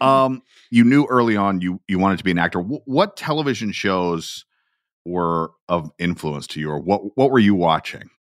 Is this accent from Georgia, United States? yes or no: yes; Atlanta, Georgia, United States; That is where I am from